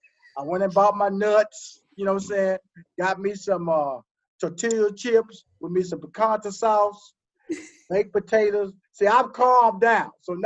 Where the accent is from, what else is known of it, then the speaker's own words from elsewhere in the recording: the South, United States; I'm from the South. Your boy eat grits, okay?